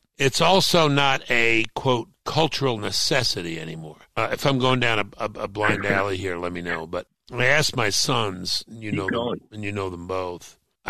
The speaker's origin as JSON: {"language": "English", "region": "New York", "country": "United States", "tie": "born or raised there", "moved": "yes", "said": "I grew up in Brooklyn, which is, you know, not what most people think of as New York"}